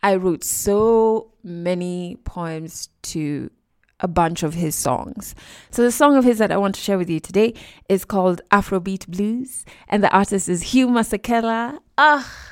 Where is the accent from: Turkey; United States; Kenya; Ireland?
Kenya; we're both Kenyan who live in Kenya